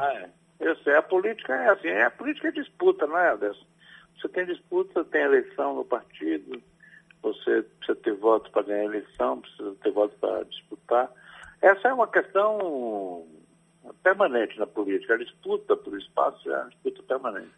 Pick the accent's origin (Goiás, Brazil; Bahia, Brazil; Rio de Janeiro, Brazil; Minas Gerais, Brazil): Bahia, Brazil; Ituaçu; desde menino, quando eu tinha 5, 8 anos, em Ituaçu, na minha terra